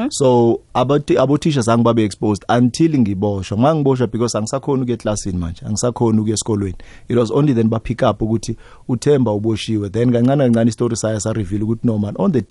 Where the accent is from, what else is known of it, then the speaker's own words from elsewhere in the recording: Katlehong, Gauteng, South Africa; eh umfana nje omncane msana okhulele lokushini eh a typical township boy ngikhulele endaweni yase East Rand bayibiza iKatlehong but manje sekuyi ekuruleni formally